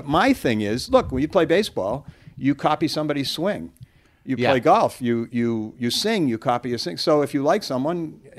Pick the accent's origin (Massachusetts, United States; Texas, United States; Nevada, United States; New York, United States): Massachusetts, United States; West Bridgewater; I'm from West Bridgewater.